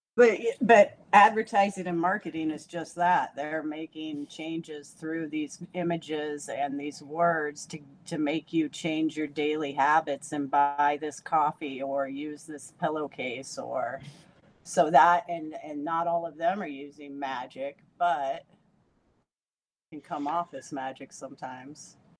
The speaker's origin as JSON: {"language": "English", "region": "Washington", "country": "United States", "said": "I'm from Washington."}